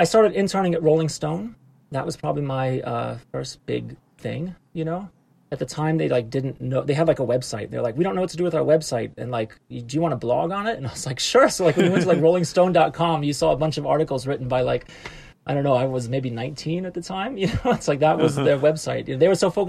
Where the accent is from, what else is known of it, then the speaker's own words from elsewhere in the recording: Atlanta, Georgia, United States; moved away as an adult; also born or lived in New York; I'm from Atlanta. I grew up in Atlanta, in the city.